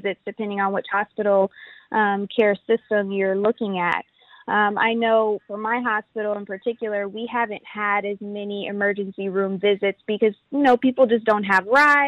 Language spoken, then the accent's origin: English; Houston, Texas, United States; also born or lived in Washington, D.C.; I grew up in Houston, and I attended DeBakey High School for Health Professions